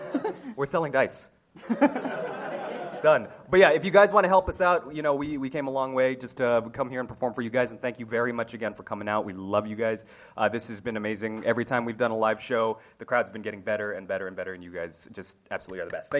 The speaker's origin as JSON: {"language": "English", "country": "Philippines", "said": "And as a Filipino guy, I gotta sing."}